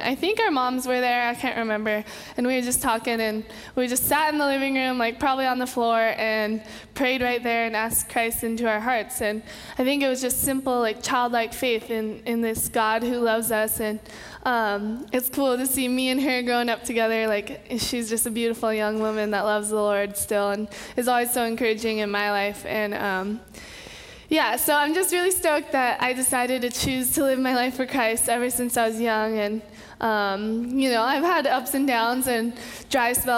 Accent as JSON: {"language": "English", "area": "Kauai", "region": "Hawaii", "country": "United States", "tie": "born or raised there", "said": "I'm born and raised in Kauai, Hawaii"}